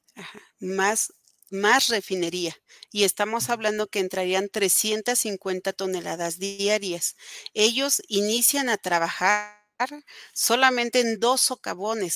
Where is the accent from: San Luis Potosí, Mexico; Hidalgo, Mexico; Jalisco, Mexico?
Hidalgo, Mexico; Atitalaquia; somos parte del Estado y ellos son los responsables de lo que está pasando aquí en Atitalaquia